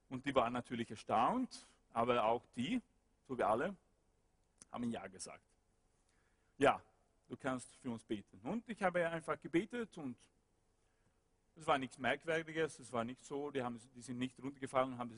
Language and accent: German; West Coast, Sweden; German is a second language; Ich war dort ein Student und ich wohnte dort und ich äh, komme nicht aus Stockholm, ich komme aus der Westküste